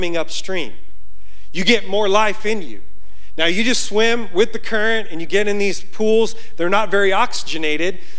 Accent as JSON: {"language": "English", "town": "Yonkers", "region": "New York", "country": "United States", "moved": "yes", "said": "I'm from Yonkers, New York"}